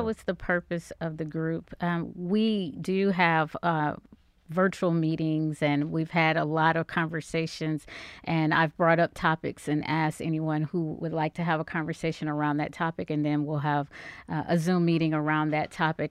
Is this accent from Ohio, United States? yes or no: yes; Cleveland, Ohio, United States; moved away as an adult; now in Dallas, United States; I am originally from Cleveland, Ohio